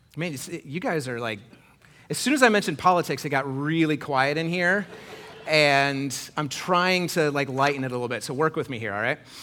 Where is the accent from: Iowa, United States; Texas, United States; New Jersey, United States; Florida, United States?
Iowa, United States; I grew up in Iowa in the nineties.